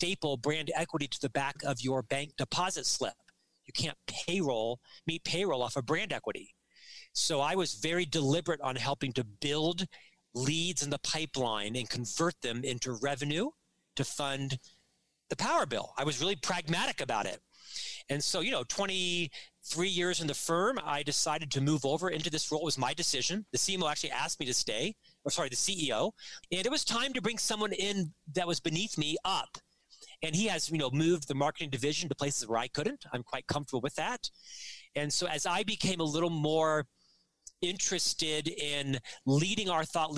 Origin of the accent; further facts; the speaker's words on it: Orlando, Florida, United States; moved away as an adult; now in Salt Lake City, United States; I'm actually from Central Florida, Orlando. I live in Salt Lake City now with my wife and our 3 sons